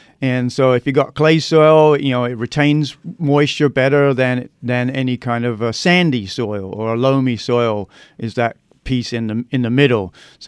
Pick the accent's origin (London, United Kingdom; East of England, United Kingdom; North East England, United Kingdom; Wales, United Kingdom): London, United Kingdom; now in Arizona, United States; No, I'm from London, England. But that was back in 81, so I've kind of mellowed a bit.